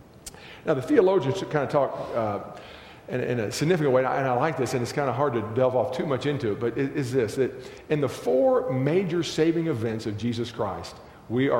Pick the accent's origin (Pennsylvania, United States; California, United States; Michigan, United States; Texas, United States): Texas, United States; I grew up in Texas